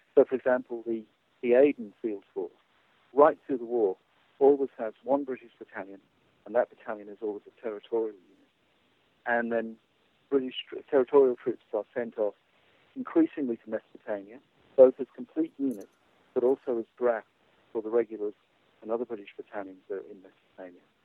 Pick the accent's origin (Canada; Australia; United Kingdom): Australia; I'm an Australian military historian